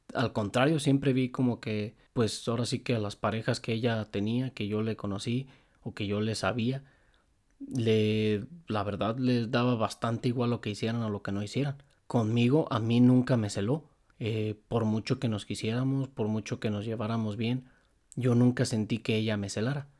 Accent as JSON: {"language": "Spanish", "area": "Apaseo", "region": "Guanajuato", "country": "Mexico", "said": "Donde yo vivo, de donde yo soy y de donde ella es, donde vivíamos, es a paseo"}